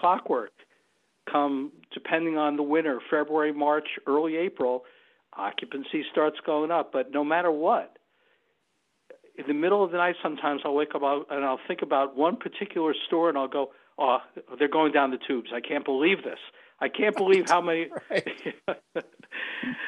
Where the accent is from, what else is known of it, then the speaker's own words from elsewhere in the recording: New York, United States; moved away as an adult; I'm originally a New Yorker, and I left New York in the mid-1980s